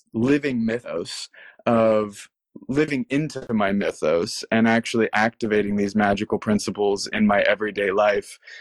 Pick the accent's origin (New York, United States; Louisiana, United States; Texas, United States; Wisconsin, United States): Texas, United States; moved away; growing up in Texas, my parents taught me tarot